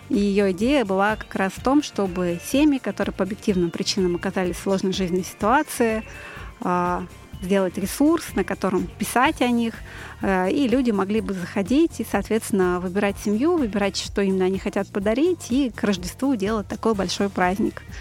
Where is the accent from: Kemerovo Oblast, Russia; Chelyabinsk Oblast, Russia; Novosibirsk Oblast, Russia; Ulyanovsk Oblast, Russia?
Novosibirsk Oblast, Russia; Novosibirsk; born there; now in Moscow Oblast, Russia; я родилась в славном городе Новосибирск. {S1} Далеко. Э, {S4} да, сейчас живу в Подмосковье